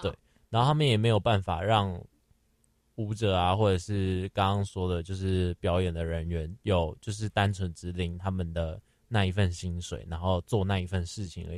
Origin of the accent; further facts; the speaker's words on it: Taipei, Taiwan; 虽然说我是台北人，但我也没有去过台北华博